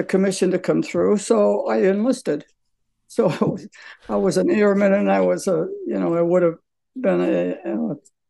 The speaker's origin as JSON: {"language": "English", "town": "Scranton", "region": "Pennsylvania", "country": "United States", "tie": "born or raised there", "said": "So I was raised on a farm in north of Scranton."}